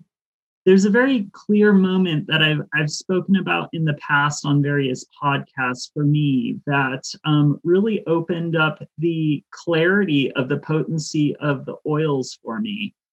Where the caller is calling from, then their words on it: Ashland, Oregon, United States; I'm back at the lab in Ashland, Oregon.